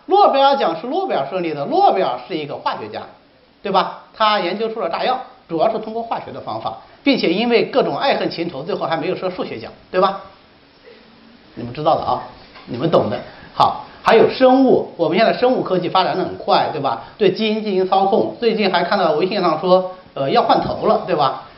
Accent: China; 我们中国人

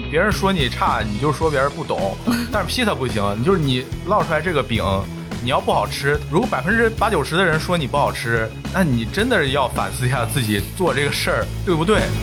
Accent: Shijiazhuang, Hebei, China; also born or lived in Wuhan; now in Jingdezhen, China; 我是河北石家庄人

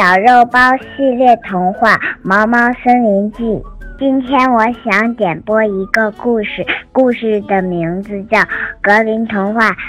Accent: Dalian, Liaoning, China; 我来自美丽的海滨城市大连，我今年五岁半了。

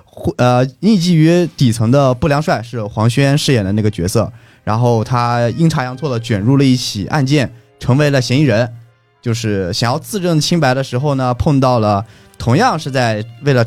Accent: Anhui, China; 对，因为我老家一直在徽州

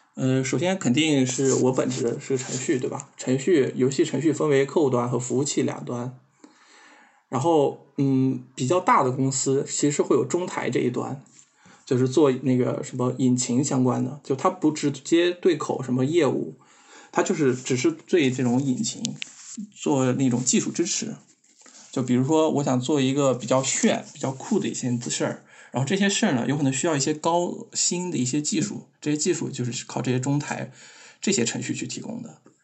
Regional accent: Xinjiang, China; 我是个新疆人

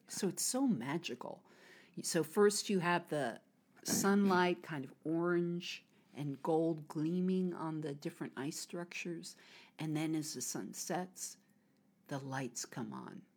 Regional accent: United States; moved away as an adult; now in China; I'm an American

